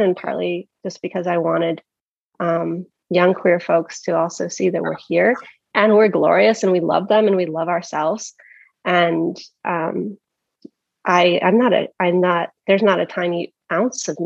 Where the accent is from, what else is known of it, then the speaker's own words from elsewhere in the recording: Philadelphia, Pennsylvania, United States; moved away as an adult; also born or lived in the South; now in Tucson, United States; went to college in the South, coming from Philadelphia